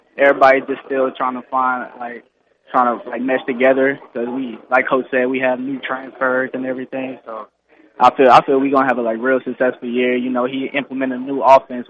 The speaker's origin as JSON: {"language": "English", "town": "Houston", "region": "Texas", "country": "United States", "tie": "born or raised there", "lives_now": "Lake Charles, United States"}